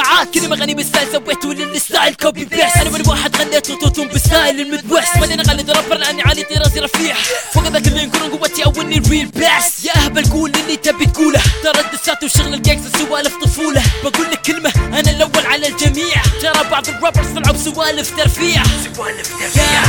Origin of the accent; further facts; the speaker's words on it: Abu Dhabi, United Arab Emirates; انا اماراتي بالتحديد من ابو ظبي